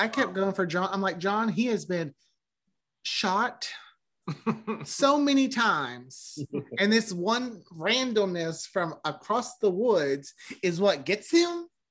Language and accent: English; the South, United States; as a Southerner